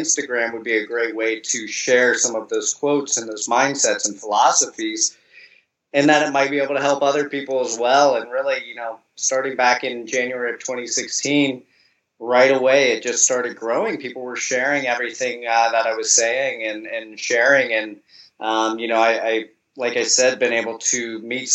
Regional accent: Columbus, Ohio, United States; moved away as an adult; now in Florida, United States; I grew up in Columbus, Ohio in the United States, and, last year moved down to Florida

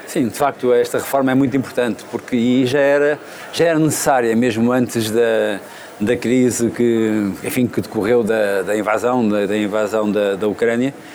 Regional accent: Óbidos, Centro, Portugal; now in Évora, Portugal; eu não nasci em Évora, nasci em Óbidos, mas Évora adotou-me

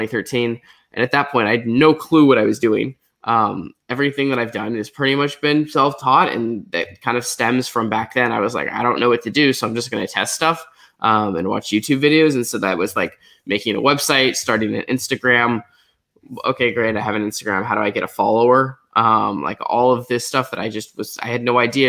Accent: Portland, Oregon, United States; I grew up in Portland, Oregon.

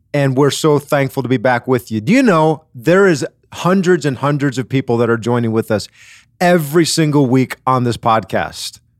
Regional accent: Wisconsin, United States; I grew up in Wisconsin

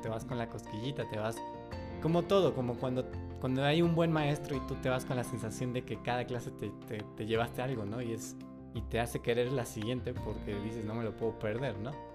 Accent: Mexico; soy mexicano

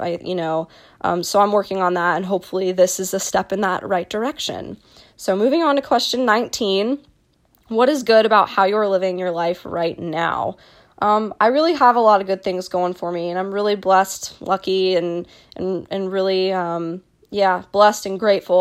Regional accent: Dallas, Texas, United States; I was born and raised in Dallas, Texas

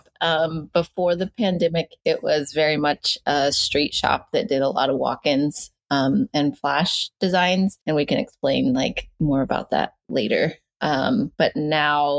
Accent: Northern California, United States; moved away as an adult; also born or lived in Ashland, Oregon; now in Portland, United States; I grew up on my reservation in Northern California, like Northern, like 3 hours south of the Oregon border

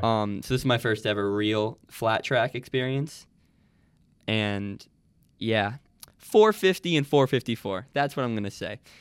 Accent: Nyack, New York, United States; I'm from Nyack, which is about, uh, I'd say forty minutes, um, north of the city

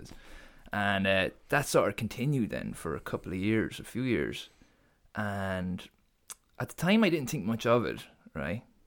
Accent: Portarlington, Laois, Ireland; moved away as an adult; also born or lived in Waterford; I'm from Port Arlington, in Leash

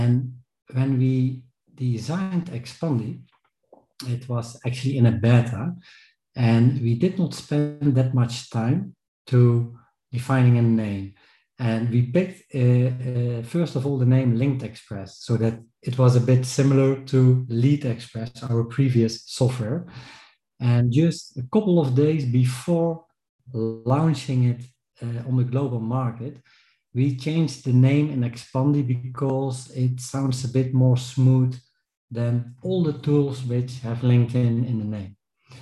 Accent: Netherlands; I'm from the Netherlands

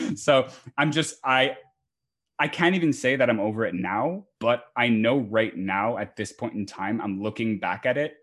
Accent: Montreal, Quebec, Canada; I am from Montreal, Oh, Canada

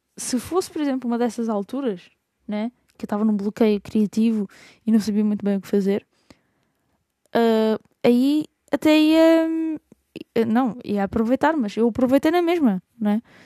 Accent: Lisbon, Portugal; also born or lived in Idanha-a-Nova, Castelo Branco (family origins); sou alfacinha, mas tenho origens por ali

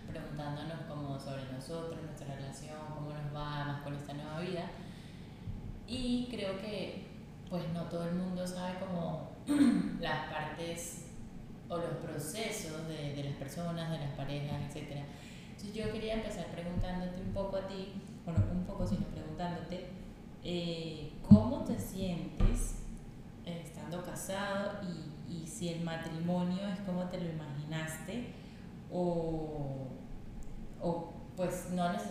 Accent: Venezuela; y, bueno, soy venezolana, tengo 28 años

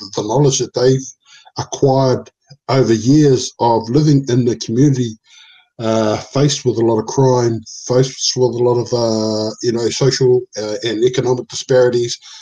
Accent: Auckland, New Zealand; English is a second language; where I grew up on Preston Road, Otara

